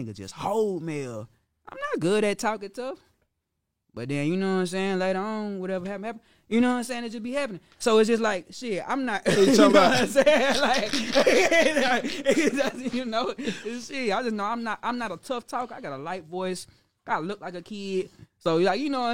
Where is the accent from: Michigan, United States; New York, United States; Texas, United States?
Texas, United States; Dallas; I'm from Pleasant Grove